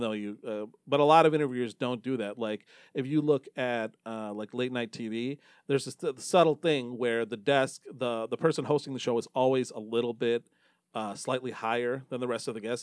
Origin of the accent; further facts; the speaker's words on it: Novi, Michigan, United States; also born or lived in Dearborn Heights, Michigan; I grew up in Novi